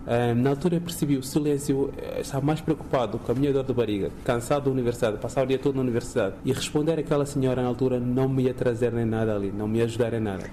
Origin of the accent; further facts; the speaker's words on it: Guinea-Bissau; moved away as an adult; now in Portugal; Quando eu saí da Guiné